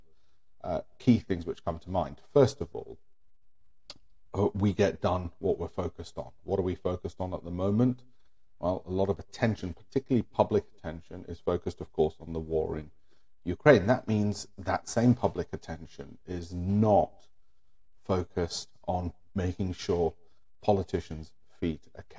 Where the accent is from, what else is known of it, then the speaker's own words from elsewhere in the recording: India; I'm Indian